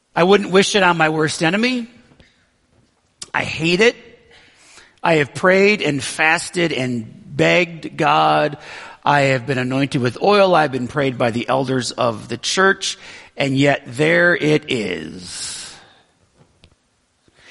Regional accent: Western New York, United States; moved away as an adult; also born or lived in Brighton, Michigan; I grew up in Western New York, and I had a great childhood, really

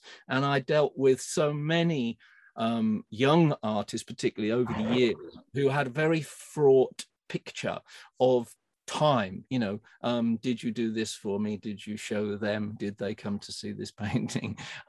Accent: Cambridge, East of England, United Kingdom; I was from Cambridge

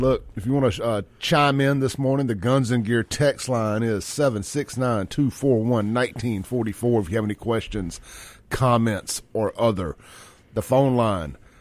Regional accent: Jackson, Mississippi, United States; now in Brandon, United States; I grew up in South Jackson

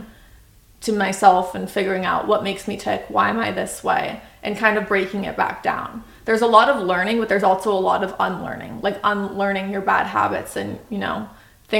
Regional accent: Newport Beach, California, United States; also born or lived in New York / Dallas; I'm from Newport

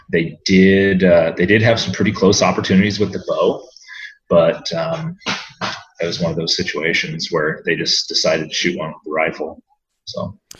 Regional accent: Iowa City, Iowa, United States; I was uh, born and raised in Iowa City, Iowa, and did the uh, normal Midwestern kid routine growing up

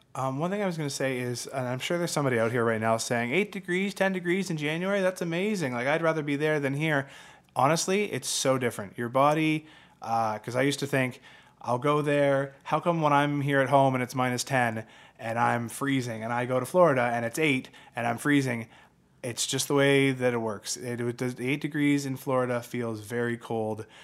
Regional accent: Canada; also born or lived in London, Ontario; as a Canadian

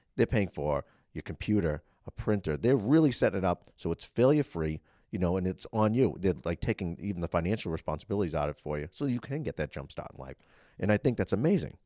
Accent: Boston, Massachusetts, United States; I grew up in the Boston scene

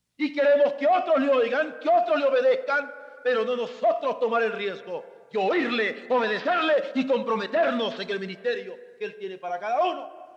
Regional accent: Mexico; nosotros como hombres en México

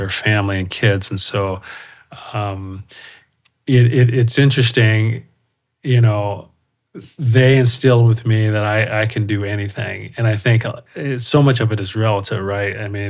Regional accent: Colorado Springs, Colorado, United States; So we moved around quite a bit when I was little. I was a military family, but then settled in Colorado Springs and pretty much had most of my childhood there in Colorado Springs.

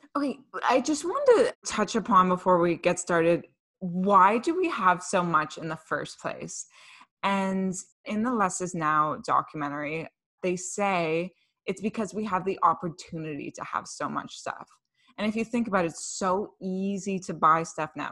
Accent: Canada; We're two Canadian millennials and minimalists

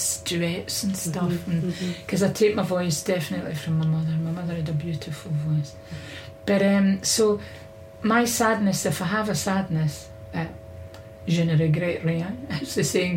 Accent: Glasgow, Scotland, United Kingdom; I was brought up in Easter House

